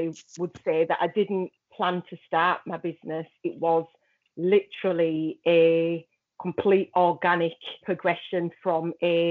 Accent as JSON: {"language": "English", "town": "Huddersfield", "region": "Yorkshire and the Humber", "country": "United Kingdom", "said": "I am a designer from Huddersfield, West Yorkshire"}